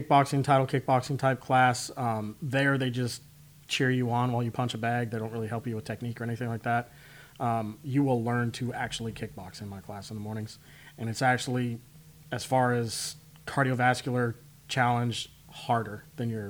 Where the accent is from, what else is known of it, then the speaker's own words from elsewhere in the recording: Spokane, Washington, United States; moved away as an adult; also born or lived in Seattle, Washington / Dallas, Texas; I grew up in Spokane, Washington